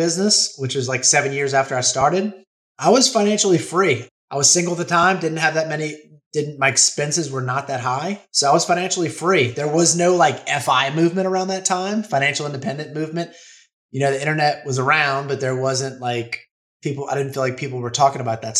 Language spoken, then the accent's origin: English; New Orleans, Louisiana, United States; moved away as an adult; now in Florida Panhandle, United States; I was born and raised in New Orleans, lived there pretty much my whole life until a summer of 2020